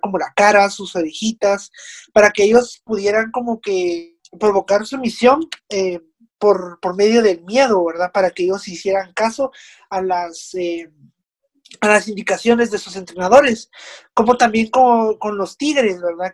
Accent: Guatemala; Nosotros como ciudadanos guatemaltecos responsables

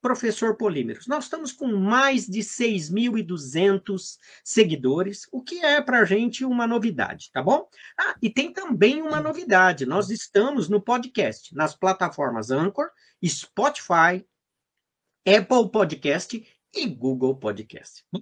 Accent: São Carlos, São Paulo, Brazil; Você nasceu aonde? Em São Carlos.

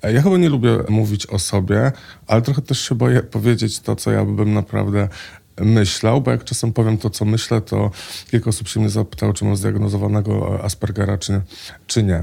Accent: Łódź, Łódź Voivodeship, Poland; now in Warsaw, Poland; Ja jestem akurat z Łodzi

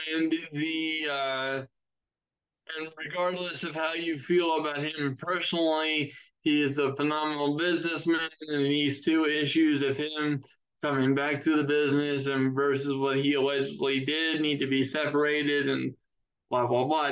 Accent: Maryland, United States; Maryland Championship Wrestling, and that's my home state's biggest promotion

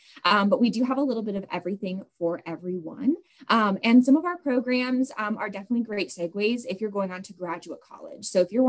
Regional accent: Seattle, Washington, United States; moved away as an adult; now in Flagstaff, United States; I grew up in the Seattle area

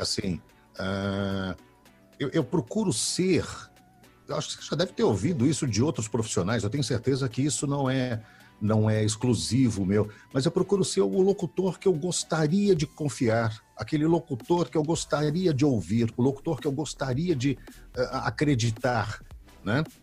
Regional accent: São Paulo, Brazil; also born or lived in Belo Horizonte, Minas Gerais; Eu sou de BH, nasci em Belo Horizonte, vim para São Paulo com dois anos, três anos de idade, já estou paulista

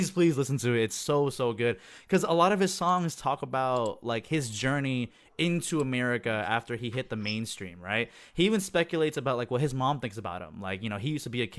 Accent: South Carolina, United States; moved away as an adult; also born or lived in Jakarta, Indonesia / Orlando, Florida; now in San Francisco, United States; I grew up in South Carolina, which is, like, where essentially I was basically raised, right? I moved there when I was 6 years old, and I was there all the way up until I graduated high school at 18. But I was born in Jakarta

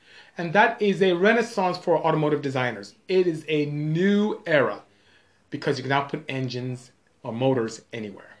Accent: Nigeria; moved away; I am Nigerian. I'm West African, and my tribe is Igbo. So IGBO, that's my tribe. So I'm from the, I would say, coastal West Africa is my region

